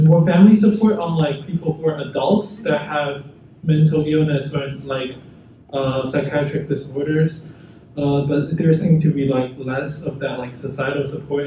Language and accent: English; China; moved away; also born or lived in Irvine; where I come from China